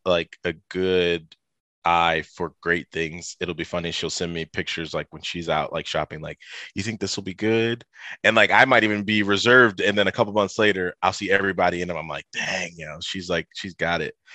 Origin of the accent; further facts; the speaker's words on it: Toledo, Ohio, United States; I, uh, grew up in the Midwest. I'm from, uh, Toledo, Ohio